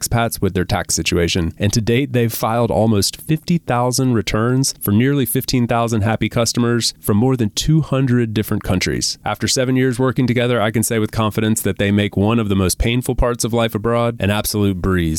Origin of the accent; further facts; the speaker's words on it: United States; moved away as an adult; I'm obviously American